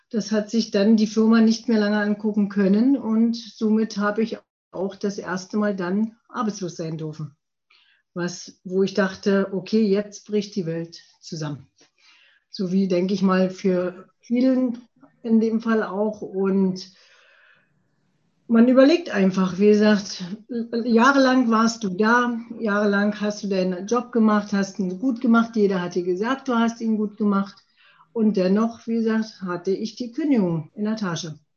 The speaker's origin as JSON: {"language": "German", "town": "Prenzlau", "region": "Brandenburg", "country": "Germany", "tie": "born or raised there", "also_born_or_lived": "Pasewalk", "said": "Ich bin 1966 nicht in Prenzlau geboren, sondern in Pasewalk bin aber in der schönen Uckermark in Prenzlau aufgewachsen."}